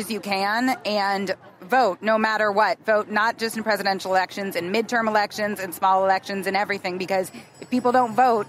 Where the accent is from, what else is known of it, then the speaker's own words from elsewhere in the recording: Indiana, United States; I've lived here for about 13 years. I'm originally from Indiana.